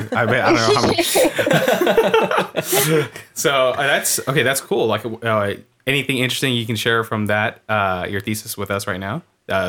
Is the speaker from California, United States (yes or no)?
yes; California, United States; We're from California.